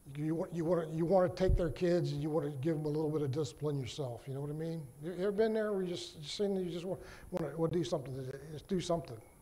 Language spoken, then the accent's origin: English; Virginia, United States; am from Virginia